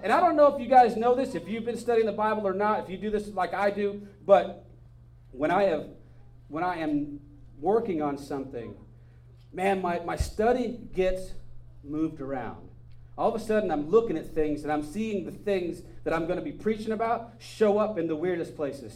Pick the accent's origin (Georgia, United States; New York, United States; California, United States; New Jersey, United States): California, United States; Northern; I grew up in Northern California